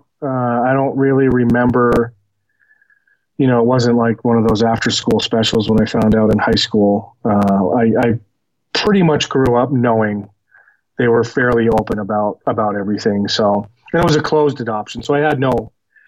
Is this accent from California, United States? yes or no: no; Boston, Massachusetts, United States; now in Denver, United States; I was born in Boston, Massachusetts. I was adopted by my family, when I was an infant, and, grew up in a suburb of Boston